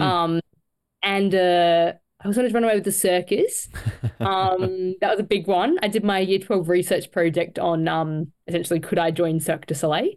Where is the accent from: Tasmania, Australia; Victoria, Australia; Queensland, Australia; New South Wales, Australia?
Queensland, Australia; Cairns; I was born in Cairns